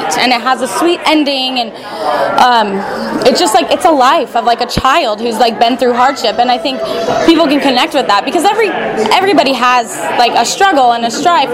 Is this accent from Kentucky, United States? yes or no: no; Merced, California, United States; moved away; I'm originally from Merced, California